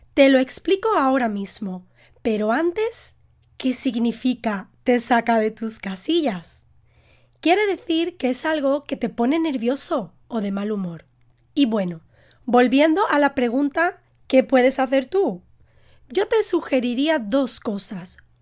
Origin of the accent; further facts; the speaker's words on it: Spain; Yo como española